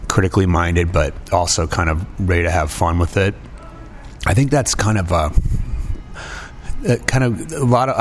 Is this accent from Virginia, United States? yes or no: no; Davenport, Iowa, United States; moved away; I don't really have any family living here anymore, but it's still kind of my hometown